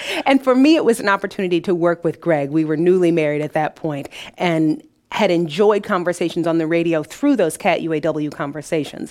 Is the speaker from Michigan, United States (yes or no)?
yes; Detroit, Michigan, United States; now in Peoria, United States; Detroit is where I was born.